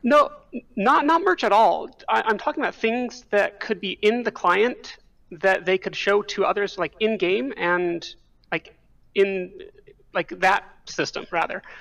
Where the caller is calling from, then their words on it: State College, Pennsylvania, United States; calling from State College, Pennsylvania